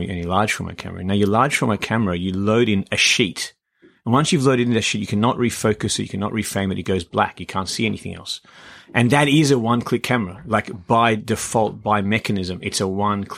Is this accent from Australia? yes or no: yes; Canberra, Australian Capital Territory, Australia; also born or lived in Iran; now in Sydney, Australia; I'm from Iran, grew up in Canberra, came to Sydney.